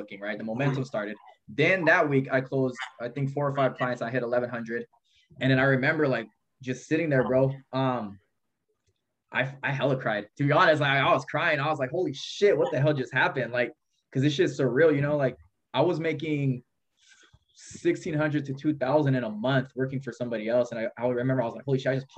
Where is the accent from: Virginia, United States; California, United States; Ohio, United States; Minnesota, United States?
California, United States; Modesto; now in Merced, United States; I grew up in Modesto.